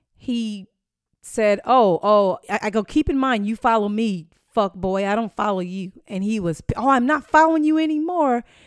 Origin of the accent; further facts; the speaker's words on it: Inglewood, California, United States; now in Tampa, United States; I'm from Inglewood, California